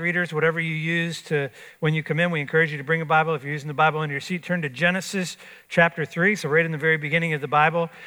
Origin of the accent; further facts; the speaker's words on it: Florida, United States; I grew up in Florida.